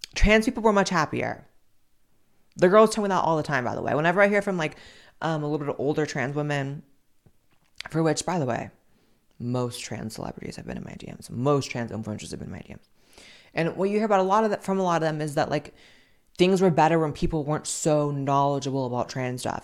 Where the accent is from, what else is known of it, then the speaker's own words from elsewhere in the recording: United States; I'm just so goddamn American